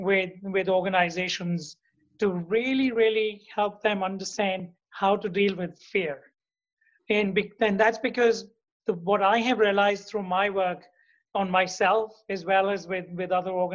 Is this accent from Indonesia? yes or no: no; India; also born or lived in Hungary / United States / South Africa / Dubai; now in New York, United States; So I'm originally from India. I'm the son of a physicist.